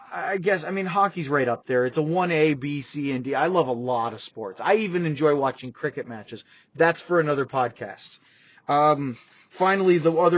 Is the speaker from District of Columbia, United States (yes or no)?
no; Maine, United States; I grew up in Maine and New England.